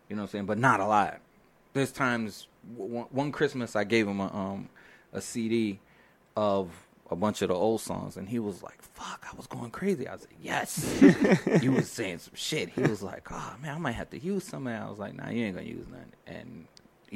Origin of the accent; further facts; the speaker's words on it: New York City, New York, United States; I'm from Brooklyn